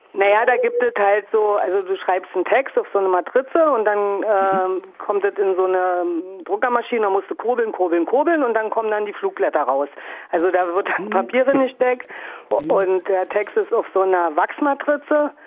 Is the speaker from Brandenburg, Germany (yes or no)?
yes; a small town in Brandenburg, Germany; now in Dresden, Germany; bin aus einem kleinen Ort in Brandenburg, also ich bin sagen DDR-Geborene, sozialisiert, aufgewachsen, und nach wie vor auf dem Gebiet.